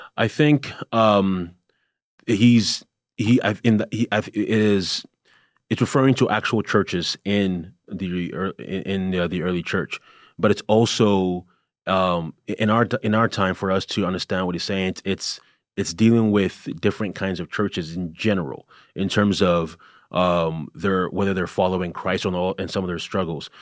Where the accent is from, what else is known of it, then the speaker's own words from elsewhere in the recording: Canada; moved away; I'm originally from Canada